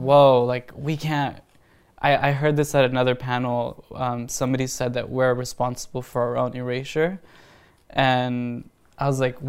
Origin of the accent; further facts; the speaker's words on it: Panama; born there; So I would just tell people that I'm Panamanian because I was born in Panama, and I'm ashamed that I did that.